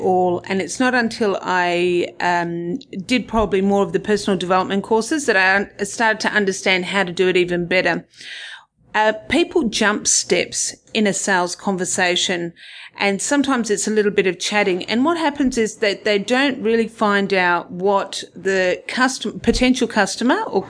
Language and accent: English; Perth, Western Australia, Australia; I'm originally from Perth, and I did an accounting degree here